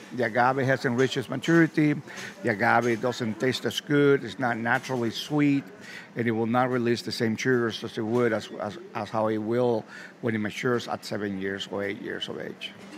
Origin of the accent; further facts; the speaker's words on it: Mexico; moved away; growing up in Mexico, growing up seeing my grandfather